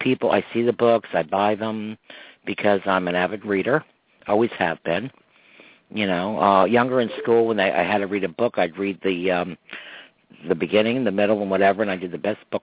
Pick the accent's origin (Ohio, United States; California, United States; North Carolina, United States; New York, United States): New York, United States; Croton-on-Hudson; people that I grew up with in Croton